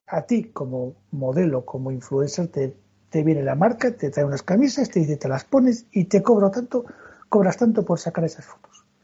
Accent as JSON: {"language": "Spanish", "region": "Castile", "country": "Spain", "said": "Yo soy de hoguera, yo soy castellano."}